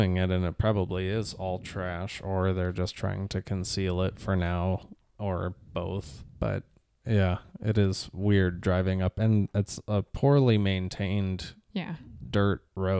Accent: Liverpool, North West England, United Kingdom; Well... I'm from Liverpool.

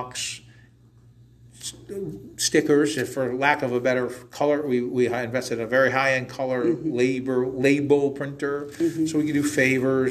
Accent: Waterbury, Connecticut, United States; also born or lived in Southington; I was born and raised in Waterbury

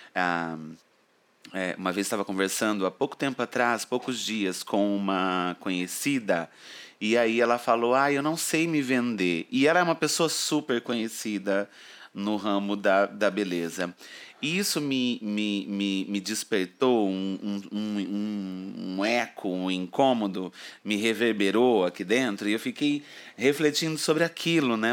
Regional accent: interior of São Paulo, Brazil; moved away as an adult; now in São Paulo, Brazil; eu venho do interior de São Paulo, uma cidadezinha onde acabou que eu nasci

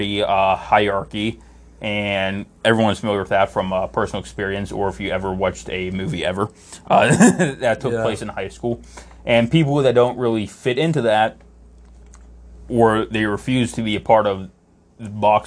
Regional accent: Pittsburgh, Pennsylvania, United States; In Pittsburgh, we give directions based on where places used to be

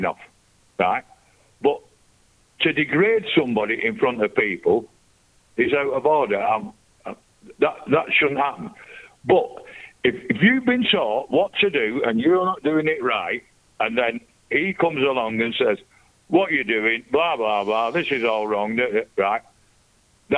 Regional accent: Lancashire, North West England, United Kingdom; I'm from Lancashire.

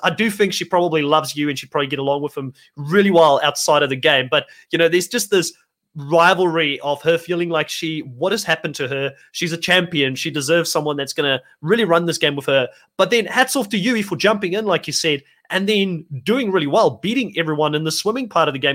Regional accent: South Africa; also born or lived in United States; I am from South Africa

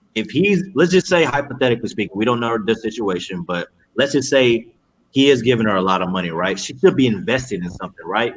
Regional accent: Cypress, Texas, United States; We grew up in Cypress.

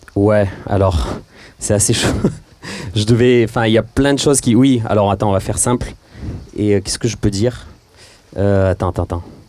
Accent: Marseille, Provence-Alpes-Côte d'Azur, France; on est Marseillais

